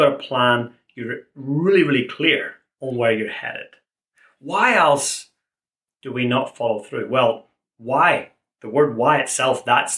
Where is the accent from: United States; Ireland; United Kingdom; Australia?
Ireland; Being an Irishman